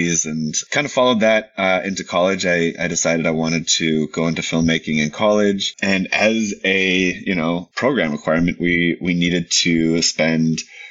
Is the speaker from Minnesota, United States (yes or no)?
yes; Minneapolis, Minnesota, United States; moved away as an adult; now in Los Angeles, United States; I grew up in Minnesota